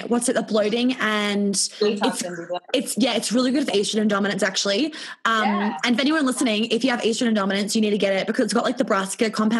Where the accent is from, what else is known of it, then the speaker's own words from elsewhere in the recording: New York, United States; also born or lived in Melbourne, Australia; And I was born in Melbourne, but we moved when I was 18 months old, I think. So I don't actually remember living in Melbourne before New York.